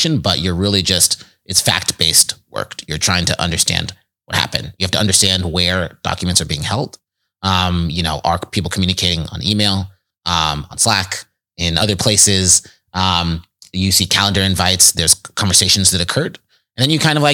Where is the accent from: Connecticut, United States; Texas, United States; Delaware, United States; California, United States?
California, United States; Richmond; I grew up in the Bay Area in the East Bay, Richmond, California